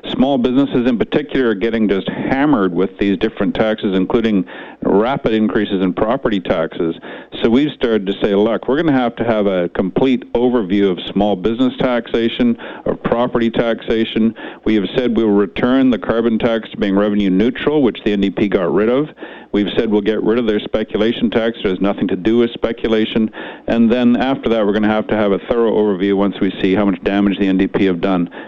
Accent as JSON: {"language": "English", "town": "Kamloops", "region": "British Columbia", "country": "Canada", "tie": "born or raised there", "moved": "yes", "said": "I grew up in Kamloops."}